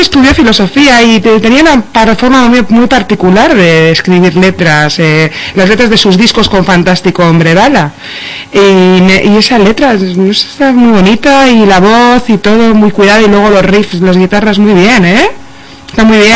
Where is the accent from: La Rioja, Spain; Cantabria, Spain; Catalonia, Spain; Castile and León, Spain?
Cantabria, Spain; also born or lived in Seville; yo soy medio sevillano medio cántabra